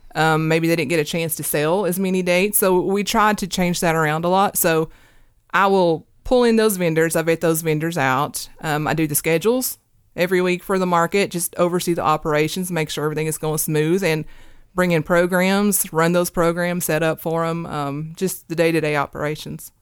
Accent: Hurley, Virginia, United States; now in Kingsport, United States; I'm from Southwest Virginia. My hometown's in Hurley, Virginia

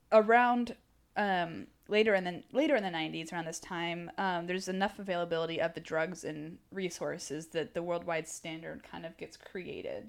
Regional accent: Texas, United States; I'm from Texas

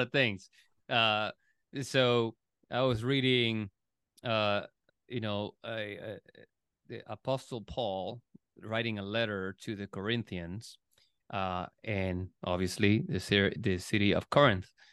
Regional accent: Puerto Rico; now in United States; I was born in, born and raised in Puerto Rico

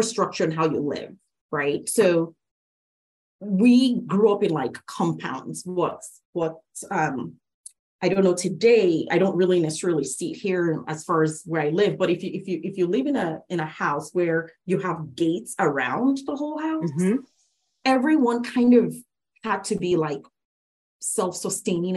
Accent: Lagos, Nigeria; moved away as an adult; now in United States; I was actually born and raised in Lagos State, Nigeria, West Africa

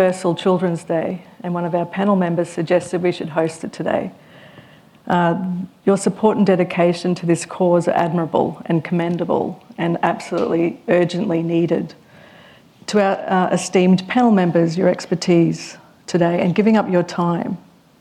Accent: Queensland, Australia; as a Queenslander

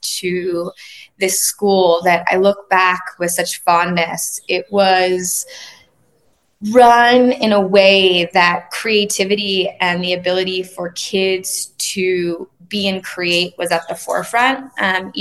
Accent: Laguna Beach, California, United States; I grew up in Laguna Beach, a small beach town in Southern California

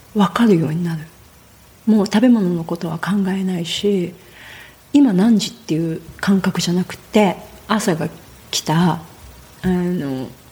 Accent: Nagoya, Aichi, Japan; moved away as an adult; now in Puna, Hawaii, United States; 生まれてからずっとあの名古屋の都会名古屋駅のすぐ近くで、都会で生まれ育った

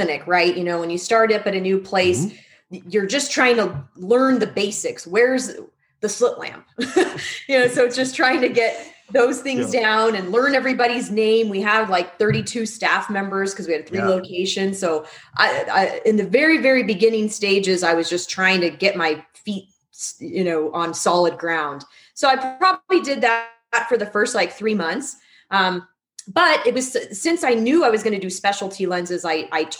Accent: Arizona, United States; moved away as an adult; go back to my hometown and join up with my doctor growing up, who I've been seeing since I was in second grade

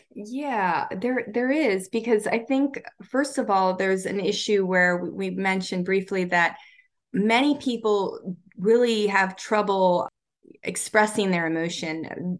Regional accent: Baltimore, Maryland, United States

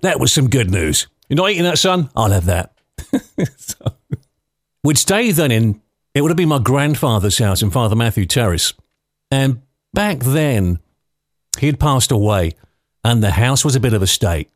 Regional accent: London, United Kingdom; also born or lived in Clonmel, Ireland; I was born and brought up in London with my brother and sisters.

